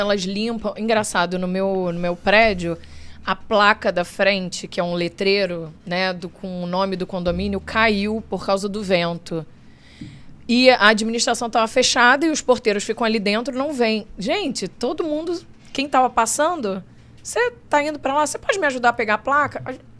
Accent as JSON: {"language": "Portuguese", "country": "Brazil", "moved": "yes", "lives_now": "United States", "said": "Eu, eu vou visitar minha família no Brasil"}